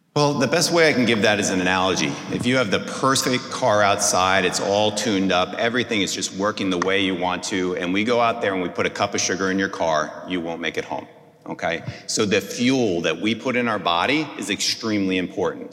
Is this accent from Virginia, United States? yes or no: no; New Jersey, United States; moved away as an adult; also born or lived in Atlanta; now in Houston, United States; I grew up in New Jersey